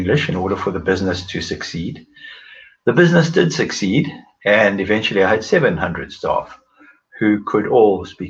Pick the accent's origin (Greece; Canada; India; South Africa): South Africa; moved away as an adult; now in Oxford, United Kingdom; I was born in South Africa, and about 12 years ago moved to the United Kingdom, and currently live near the city of Oxford.